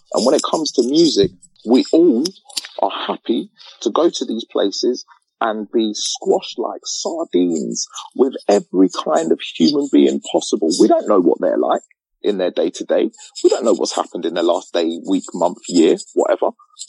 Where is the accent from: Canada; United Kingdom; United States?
United Kingdom; England; Growing up in England, being a young black man, yeah, with all the hassle that I have to go through being black in England